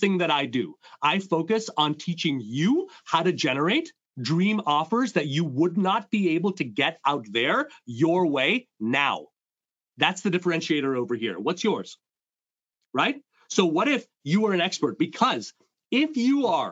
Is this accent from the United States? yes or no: no; Montreal, Quebec, Canada; I come from two Indian immigrants growing up in Montreal